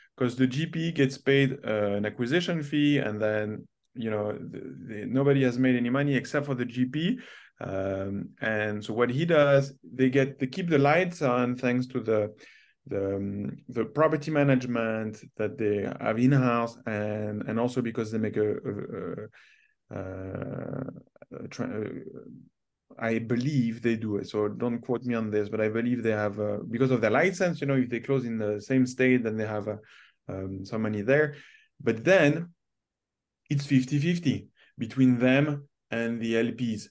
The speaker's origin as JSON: {"language": "English", "country": "Canada", "said": "as a Canadian investing in the U.S."}